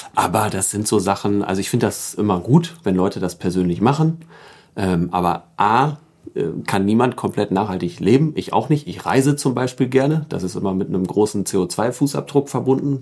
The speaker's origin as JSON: {"language": "German", "town": "Emsdetten", "region": "North Rhine-Westphalia", "country": "Germany", "tie": "born or raised there", "also_born_or_lived": "Karlsruhe", "said": "Da bin ich auch aufgewachsen in Emstetten"}